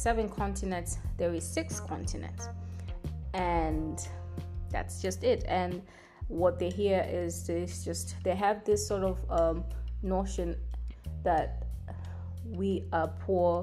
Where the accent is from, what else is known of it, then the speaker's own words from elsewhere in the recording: Tanzania; I am from Tanzania